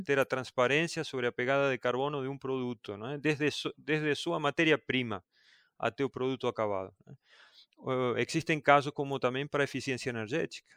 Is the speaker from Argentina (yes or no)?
yes; Argentina; moved away as an adult; also born or lived in Buenos Aires, Argentina; Eu sou do interior da Argentina e aí fui trabalhar em Buenos Aires